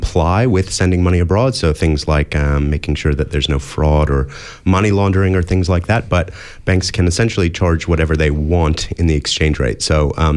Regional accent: United States; moved away as an adult; now in Australia; as you can probably hear from my accent, I grew up in the US

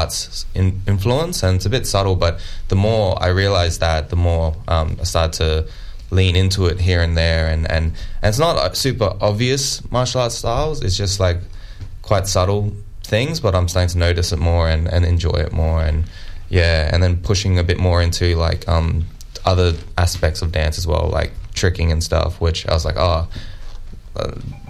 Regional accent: Darwin, Northern Territory, Australia; I'm from Darwin and NT, and I do a lot of teaching out through rural NT

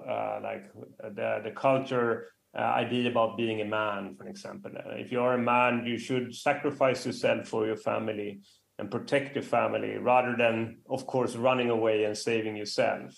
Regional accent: Västra Götaland, Sweden; I was brought up in Sweden, and my mother came from the northern part of Sweden

